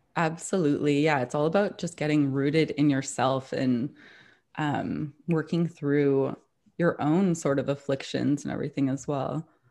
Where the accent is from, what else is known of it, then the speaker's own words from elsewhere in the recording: Toronto, Ontario, Canada; moved away as an adult; now in New York, United States; I've lived in New York for nearly thirteen years now, but I'm originally from Toronto